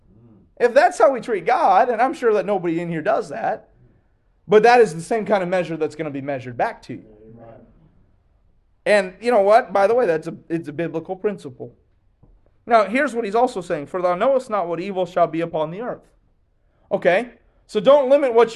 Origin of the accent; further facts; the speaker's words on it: Kentucky, United States; I'm from Kentucky